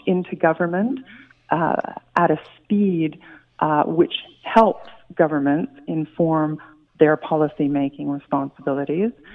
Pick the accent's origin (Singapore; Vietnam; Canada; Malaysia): Canada